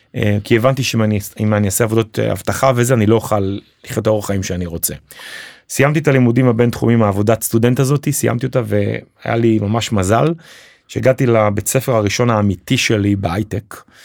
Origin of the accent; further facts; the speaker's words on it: Jerusalem, Jerusalem District, Israel; moved away as an adult; also born or lived in New York; now in Ramat HaSharon, Israel; אני במקור ירושלמי